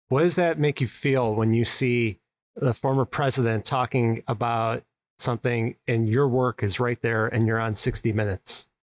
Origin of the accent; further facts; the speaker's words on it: Chicago, Illinois, United States; Chicago, which is where I'm located, my hometown